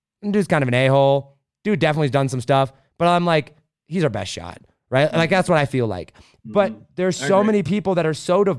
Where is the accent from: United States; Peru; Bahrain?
United States; I'm an American